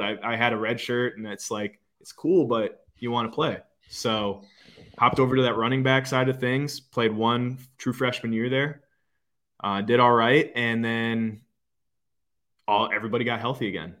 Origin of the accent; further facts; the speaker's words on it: Green Bay, Wisconsin, United States; moved away as an adult; now in Fort Lauderdale area, United States; growing up in Green Bay